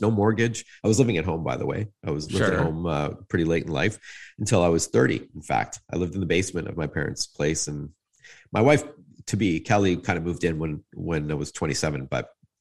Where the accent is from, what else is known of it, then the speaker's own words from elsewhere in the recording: Toronto, Ontario, Canada; I was born in North York at Branson in 1970